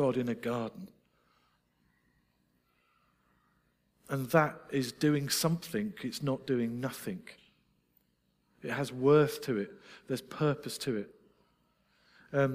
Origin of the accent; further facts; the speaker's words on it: Scotland, United Kingdom; I'm Scottish.